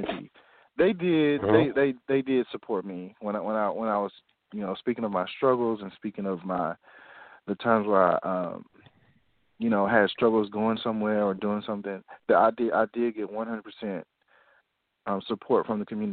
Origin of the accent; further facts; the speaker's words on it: Nashville, Tennessee, United States; I'm from Nashville, Tennessee